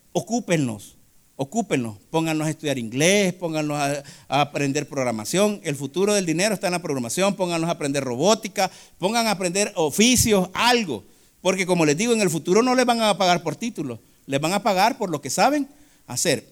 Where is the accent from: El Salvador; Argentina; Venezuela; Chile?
El Salvador